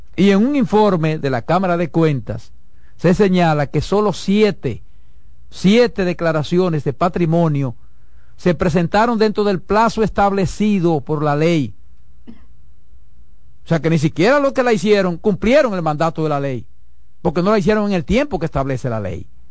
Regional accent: Dominican Republic; mi país

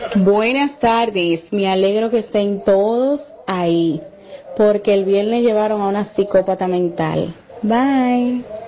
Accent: Dominican Republic; aquí somos dominicanos

